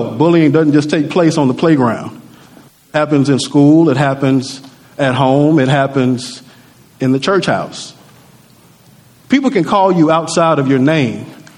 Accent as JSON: {"language": "English", "town": "Natchez", "region": "Mississippi", "country": "United States", "tie": "born or raised there", "said": "I remember coming up in Natchez. I'm from Natchez, Mississippi."}